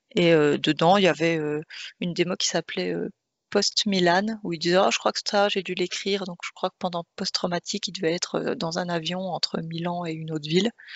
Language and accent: French; France; en tant que Français